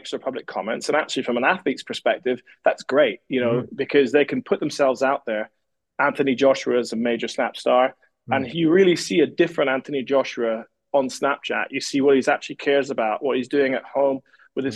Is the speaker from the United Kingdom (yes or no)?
yes; Scotland, United Kingdom; me as a Scotsman